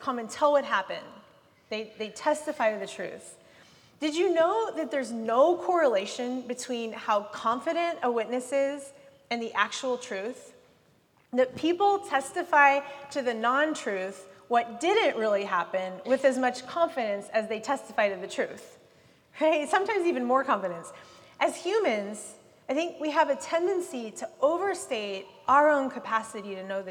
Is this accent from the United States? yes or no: yes; United States; as an American and as a white upper class person